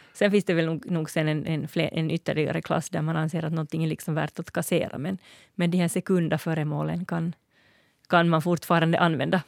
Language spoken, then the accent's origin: Swedish; Finland; jag är finlandssvensk